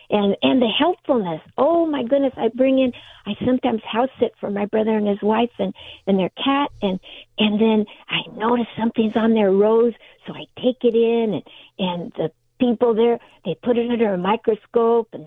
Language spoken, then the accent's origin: English; Allied Gardens, California, United States; i grew up in in Allied Gardens